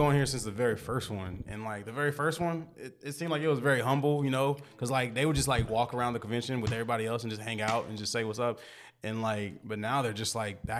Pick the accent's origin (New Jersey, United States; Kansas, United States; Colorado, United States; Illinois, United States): Kansas, United States; Wichita; We're from Wichita, Kansas.